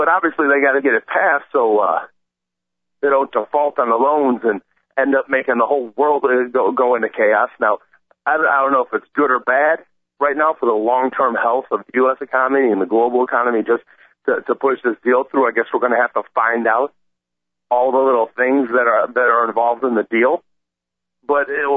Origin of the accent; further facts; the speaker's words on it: United States; as an American